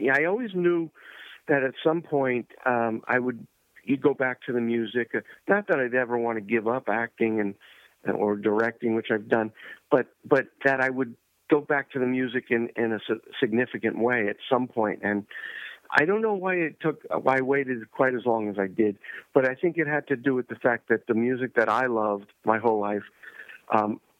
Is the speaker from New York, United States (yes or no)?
yes; New York, United States; I, I grew up in New York